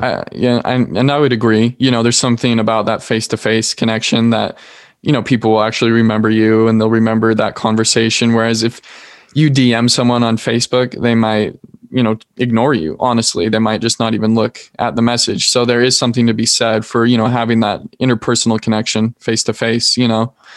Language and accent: English; Salt Lake City, Utah, United States; I'm from Salt Lake, Utah.